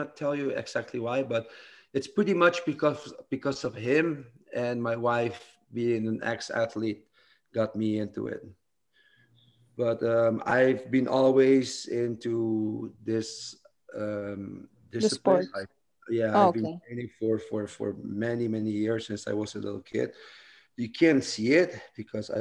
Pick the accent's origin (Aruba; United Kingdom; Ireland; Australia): Aruba; moved away as an adult; now in Netherlands; I'm originally from Aruba. I've been living now in the Netherlands for about 12 years.